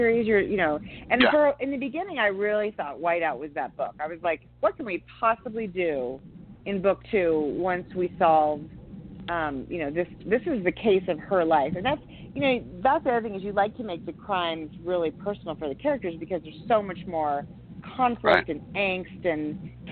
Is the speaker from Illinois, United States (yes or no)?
no; San Francisco Bay Area, California, United States; moved away as an adult; now in Montana, United States; I grew up in the San Francisco Bay Area